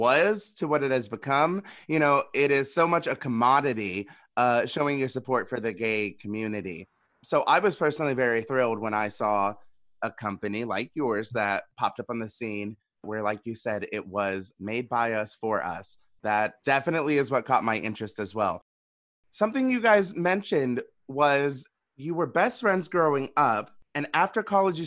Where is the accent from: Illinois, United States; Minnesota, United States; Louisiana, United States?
Louisiana, United States; moved away; I grew up in Louisiana